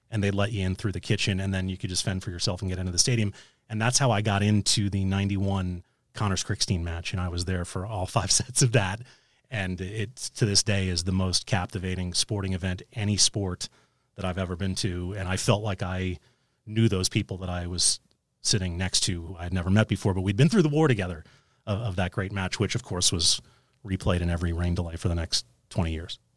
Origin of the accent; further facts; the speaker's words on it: New York City, New York, United States; growing up in New York City